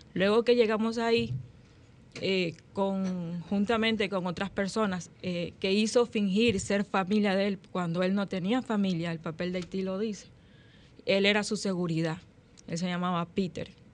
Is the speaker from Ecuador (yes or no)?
yes; Ecuador; now in Dominican Republic; yo soy ecuatoriana